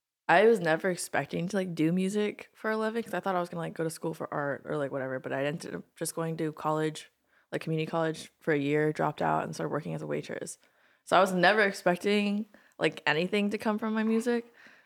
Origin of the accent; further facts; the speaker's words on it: Maryland, United States; moved away as an adult; now in Los Angeles, United States; Both from Maryland.